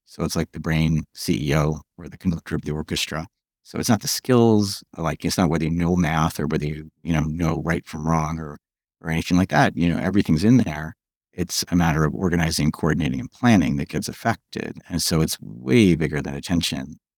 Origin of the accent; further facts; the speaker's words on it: New York, United States; moved away as an adult; also born or lived in California; I moved back from California to New York after a long time